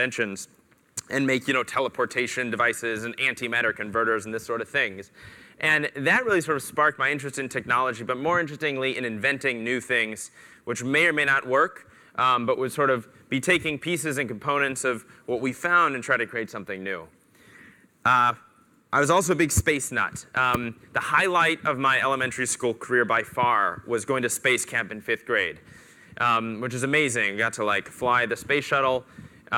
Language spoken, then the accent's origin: English; Missouri, United States; I'm from the Midwest. I was born and raised in Missouri.